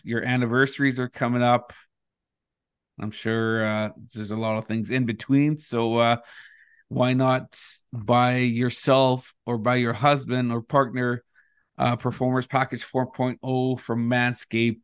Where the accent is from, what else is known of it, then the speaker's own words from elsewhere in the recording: Thunder Bay, Ontario, Canada; moved away; I grew up in Thunder Bay